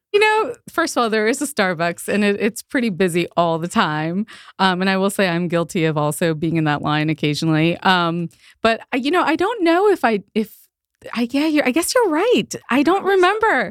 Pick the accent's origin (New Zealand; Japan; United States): United States; Northern Virginia; born and raised in Northern Virginia. Northern Virginia is home for me.